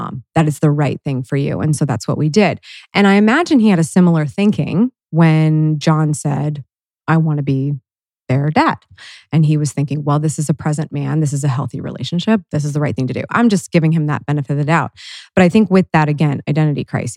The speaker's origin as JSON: {"language": "English", "town": "Worthington", "region": "Ohio", "country": "United States", "tie": "born or raised there", "said": "I grew up in Worthington."}